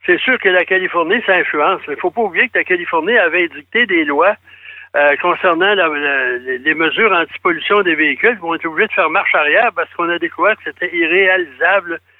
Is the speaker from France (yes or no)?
no; Thetford Mines, Quebec, Canada; moi, je suis allé récemment à Thetford Ça faisait longtemps que je n'étais pas allé, c'est ma ville natale.